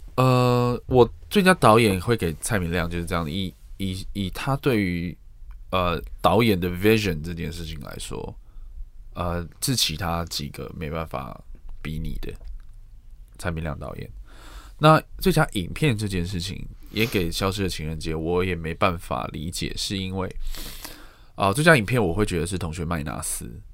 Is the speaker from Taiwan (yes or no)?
yes; Taiwan; 身为台湾人，或是身为在这个圈子里面工作的人